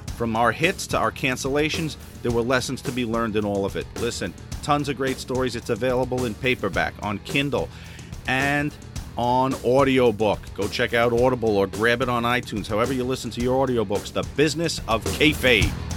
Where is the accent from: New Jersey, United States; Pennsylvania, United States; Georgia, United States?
New Jersey, United States; West New York; in my hometown of West New York, New Jersey